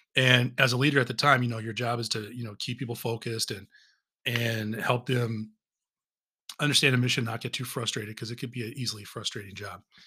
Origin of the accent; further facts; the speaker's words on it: Southern California, United States; moved away; I'm originally from Southern California